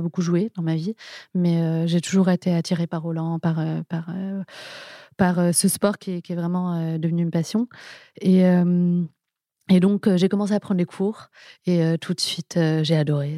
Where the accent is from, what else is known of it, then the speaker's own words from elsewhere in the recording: Paris, Île-de-France, France; also born or lived in England; J'ai toujours vécu à Paris, j'ai grandi à Paris, je suis née à Paris